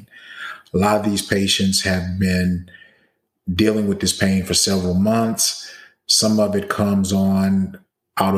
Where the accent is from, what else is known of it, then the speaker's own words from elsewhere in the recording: Baton Rouge, Louisiana, United States; moved away as an adult; also born or lived in Atlanta, Georgia / Nashville, Tennessee / New Orleans, Louisiana / Philadelphia, Pennsylvania; now in Dallas-Fort Worth, United States; Originally, I'm from Baton Rouge, Louisiana